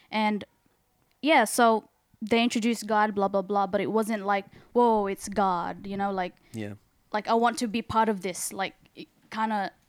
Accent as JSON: {"language": "English", "town": "Sydney", "region": "New South Wales", "country": "Australia", "said": "I am from Sydney"}